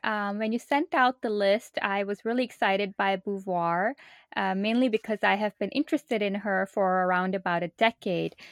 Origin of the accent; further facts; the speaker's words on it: Pakistan; moved away as an adult; now in United States; I'm originally from Pakistan and moved to the United States for college back in two thousand two.